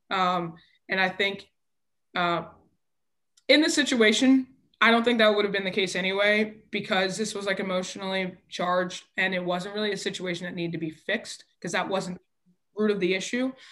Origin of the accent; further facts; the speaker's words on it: Nigeria; I'm Nigerian. We are passionate people.